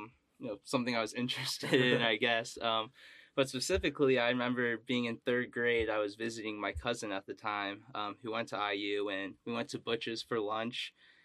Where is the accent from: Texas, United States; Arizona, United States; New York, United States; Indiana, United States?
Indiana, United States; Carmel; So I was born in Indianapolis, lived there for 2 years, so I am allowed to say I'm from Indianapolis. Went to Carmel, went through the school system there